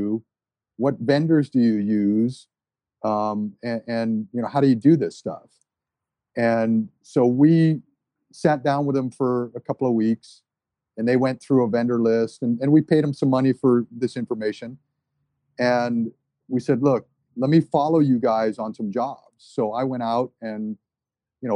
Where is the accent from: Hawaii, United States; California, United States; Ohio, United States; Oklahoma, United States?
Hawaii, United States; Maui; also born or lived in New Jersey; that's where we grew up on Maui, was up country.